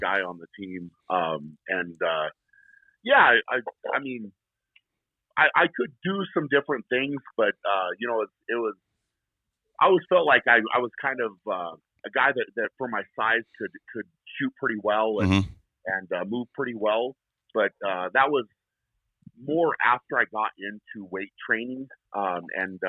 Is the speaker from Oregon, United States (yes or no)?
no; Fort Lupton, Colorado, United States; also born or lived in Brighton, Colorado; I was born and raised in Colorado. I grew up in a small town called Fort Lupton, and we now live in Brighton, which is very close to there